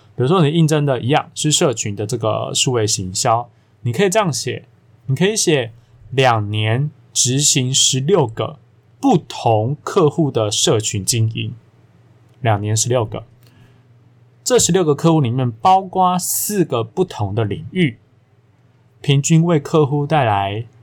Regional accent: Taiwan; 我们如果各位听我节目，应该都台湾人吧

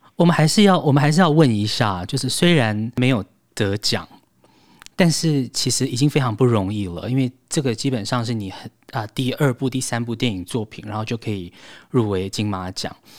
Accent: Taiwan; 我们台湾人

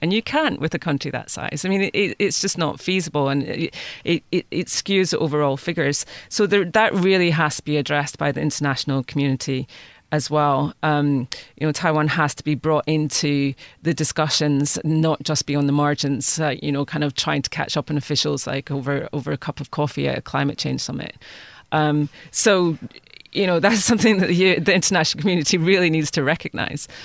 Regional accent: United Kingdom; moved away; speaking as, as a Brit

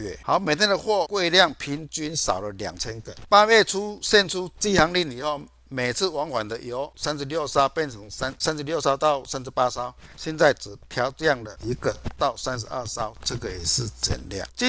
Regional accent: Chiayi, Taiwan

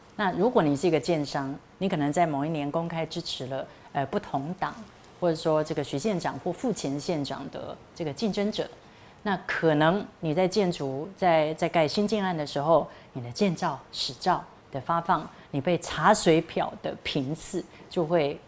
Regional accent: Hualien County, Taiwan; moved away; also born or lived in Taichung; 其实我就是花莲的小孩

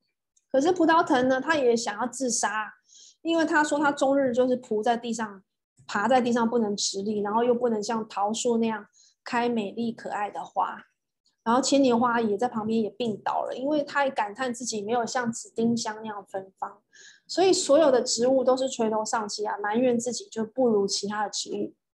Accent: Taiwan; now in Singapore; 很像我刚刚从台湾搬到新加坡的那头两年，也是差不多，也是经历过这些这些沮丧。

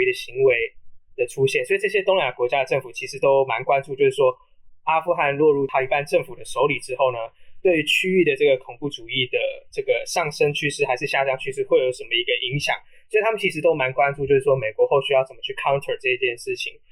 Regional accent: Taiwan; 我们台湾人

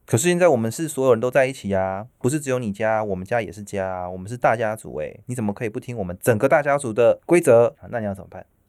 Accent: Taiwan; 我们身为台湾人就要这样

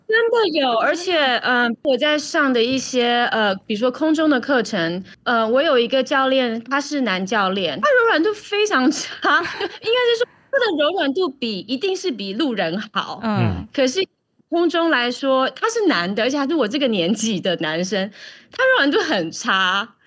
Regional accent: Taiwan; now in New York, United States; 考试我们台湾人都很会

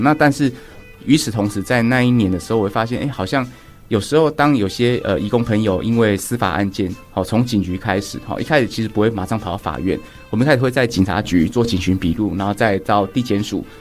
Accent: Taipei, Taiwan; also born or lived in Shuilin, Yunlin; 我们家里的故乡是在云林的水林乡这样子。但是，呃，很小，很小的时候，就是阿公阿嬷有在水林照顾我一两年啊，学龄前，然后后来就在台北长大这样子

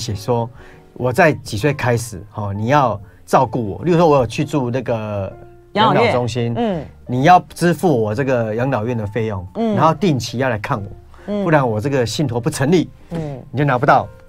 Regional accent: Taiwan; 我们台湾人就是这样子，

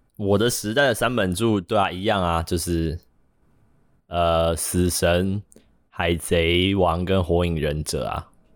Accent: Taiwan; 我们是台湾人

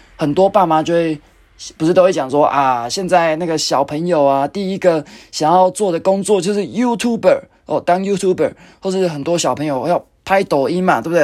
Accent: Taichung, Taiwan; moved away; 我回去台中，因为我是台中人，那就是去看爸妈，看阿嬷

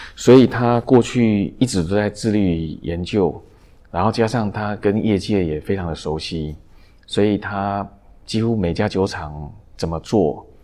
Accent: Taiwan; also born or lived in Nanjing, China; 我们就回来台湾

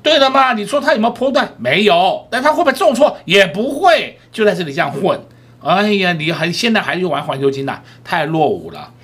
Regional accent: Taiwan; 我们台湾人民

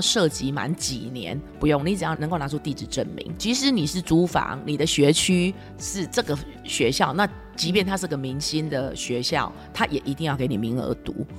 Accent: Taiwan; moved away as an adult; now in Phoenix, United States; 台湾人可能就是一种含蓄的教养

